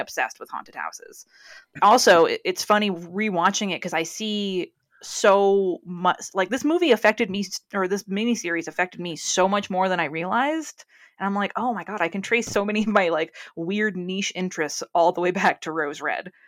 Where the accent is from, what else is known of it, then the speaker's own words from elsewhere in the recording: New England, United States; now in California, United States; I'm from New England, as everyone who listens to Shelbyville knows. And where I grew up, we only had candle pin bowling.